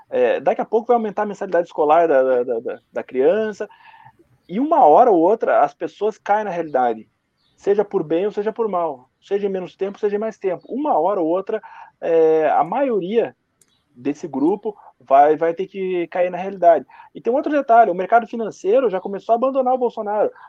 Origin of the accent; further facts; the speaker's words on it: Curitiba, Paraná, Brazil; Só que a gente está em Curitiba, eu e você somos de Curitiba, Fernando, e a gente está vendo aqui que já abriu tudo.